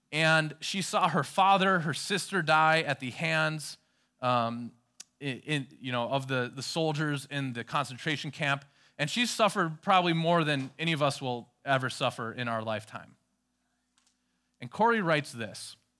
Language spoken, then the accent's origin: English; Minnesota, United States; I was from Minnesota